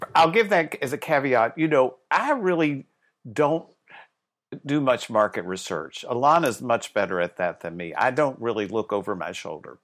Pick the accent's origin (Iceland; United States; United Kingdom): United States; the South; when I was young, I grew up in the South